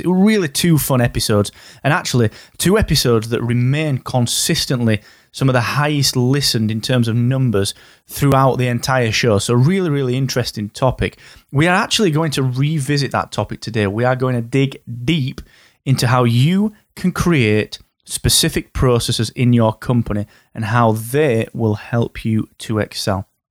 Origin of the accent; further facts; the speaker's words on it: Yorkshire and the Humber, United Kingdom; I am from Yorkshire